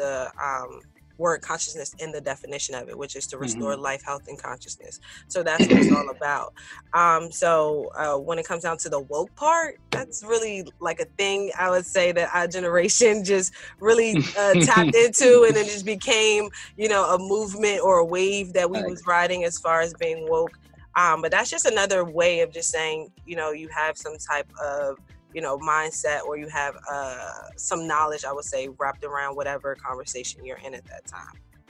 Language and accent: English; Washington, District of Columbia, United States; moved away as an adult; now in Philadelphia, United States; I'm originally from Washington, D.C.